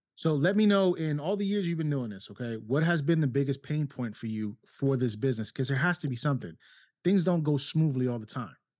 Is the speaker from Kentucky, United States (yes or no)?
no; New York City, New York, United States; also born or lived in Ohio; now in South Carolina, United States; born and raised in New York City, lived in Ohio for twenty years too, and then we moved down here five years ago.